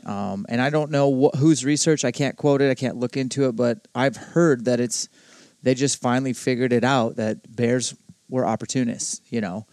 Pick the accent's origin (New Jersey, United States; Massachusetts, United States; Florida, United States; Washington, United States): Washington, United States; Spokane; my hometown of Spokane